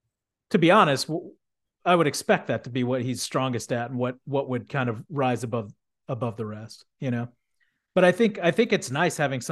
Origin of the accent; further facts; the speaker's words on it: Houston, Texas, United States; And granted, I grew up in Texas, but I mean, Houston, you know, like I wouldn't have thought that it was like extremely like conservative